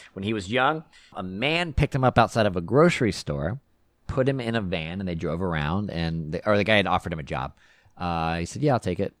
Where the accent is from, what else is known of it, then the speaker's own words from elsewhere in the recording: Texas, United States; growing up in Texas